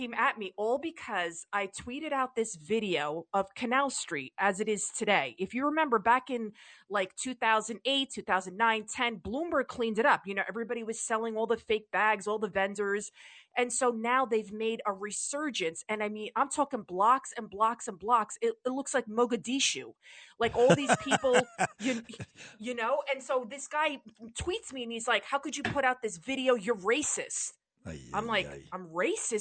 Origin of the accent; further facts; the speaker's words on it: New York City, New York, United States; I'm born and raised in the Bronx